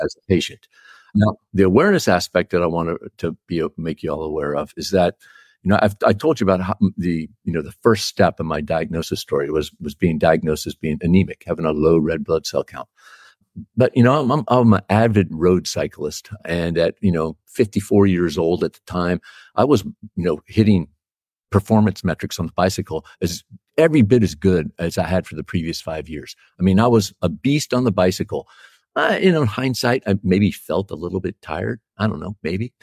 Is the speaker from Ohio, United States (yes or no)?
no; Texas, United States; I was born in Texas, and as a, as a good young Texan, I was a Dallas Cowboys fan.